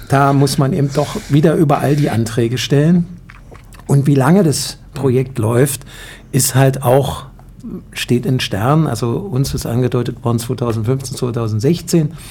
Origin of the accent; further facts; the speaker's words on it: Germany; also wir, ich, ich komme nun aus Deutschland, muss ich dazu sagen, dann schaue ich immer nach Deutschland.